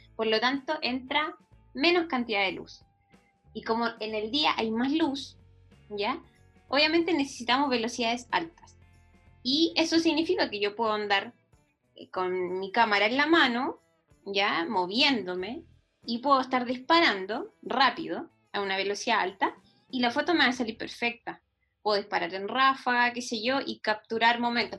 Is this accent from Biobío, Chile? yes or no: yes; Concepción, Biobío, Chile; moved away as an adult; also born or lived in Valdivia; now in San Pedro de Atacama, Chile; nací en Valdivia, pero eh, viví muy pocos años en Valdivia. Y después mi familia se fue, se trasladó a Concepción, así que yo me prácticamente viví toda mi vida en Concepción.